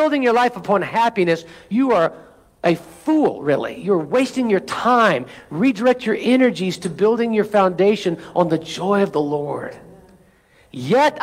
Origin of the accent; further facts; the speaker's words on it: United States; as an American